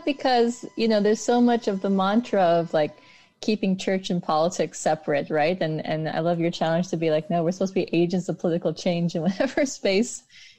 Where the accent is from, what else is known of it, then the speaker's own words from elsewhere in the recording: United States; It's easy for me as an Indian American